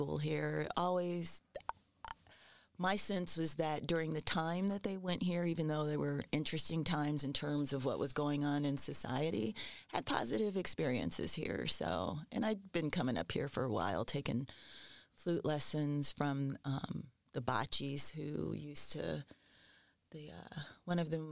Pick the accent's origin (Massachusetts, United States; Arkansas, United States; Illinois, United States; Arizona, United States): Illinois, United States; Tamms; also born or lived in Los Angeles, California; I grew up in a small town that's about an hour south of here or so, Tams, Illinois.